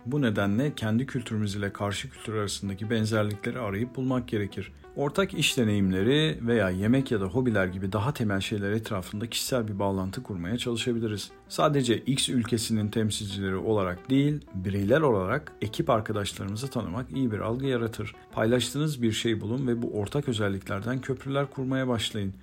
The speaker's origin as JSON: {"language": "Turkish", "country": "Turkey", "said": "Bir Türk olarak"}